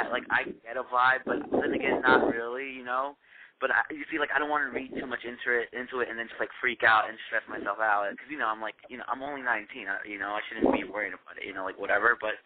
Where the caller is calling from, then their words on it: New York, United States; I'm calling from New York.